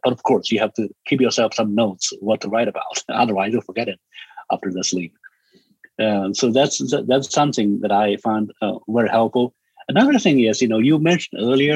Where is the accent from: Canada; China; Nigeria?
China; English is a second language; moved away; I'm from China